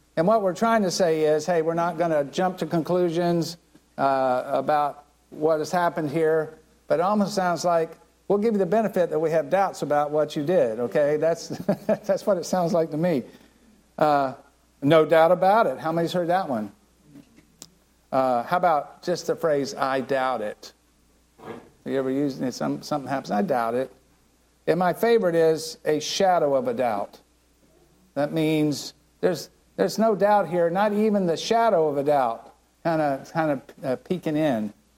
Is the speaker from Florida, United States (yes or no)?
yes; Land O' Lakes, Florida, United States; I grew up right here in Land Lakes